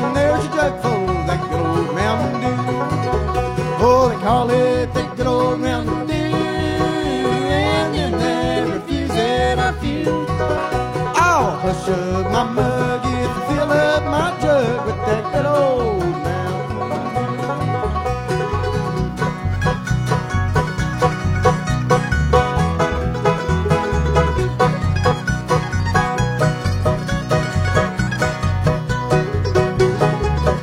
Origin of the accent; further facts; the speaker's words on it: Batesville, United States; I'm from Batesville